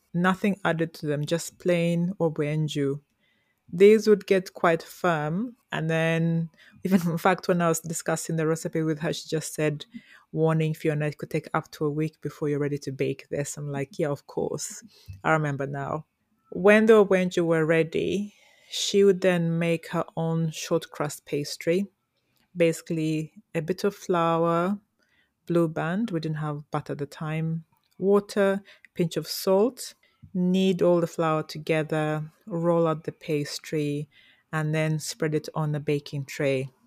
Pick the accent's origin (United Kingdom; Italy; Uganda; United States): Uganda; Toro, Western Region; grew up in Toro, the beautiful Toro.